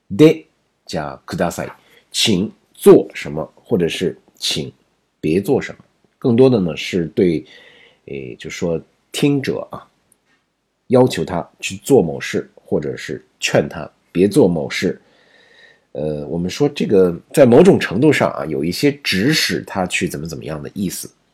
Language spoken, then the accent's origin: Chinese; China; 我们中国人写的再好的文章，这个日语它不是我们的母语啊